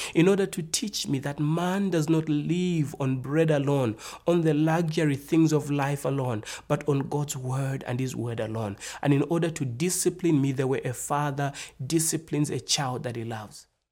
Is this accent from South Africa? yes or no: no; Zambia; I'm from Africa. I was born in the nation called Zambia.